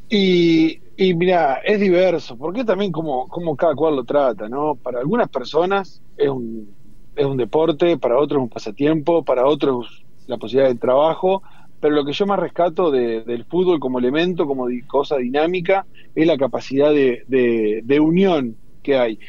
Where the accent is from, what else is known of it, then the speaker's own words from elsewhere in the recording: Argentina; donde también es Argentina, donde somos argentinos y argentinas